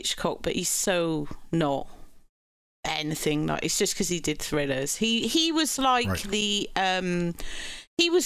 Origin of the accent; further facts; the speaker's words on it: Cheltenham, South West England, United Kingdom; Cheltenham where I grew up